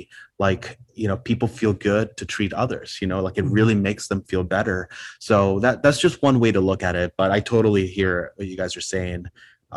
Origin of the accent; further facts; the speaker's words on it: Puerto Rico; first language Spanish; English is a second language; now in Chicago, United States; I was born here in Chicago, but I grew up in Puerto Rico. So native Spanish speaker